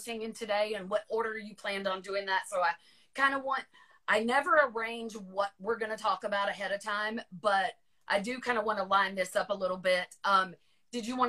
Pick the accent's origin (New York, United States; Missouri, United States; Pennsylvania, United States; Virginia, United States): Virginia, United States; moved away; I will always consider Virginia my home, but I grew up about 45 miles south of DC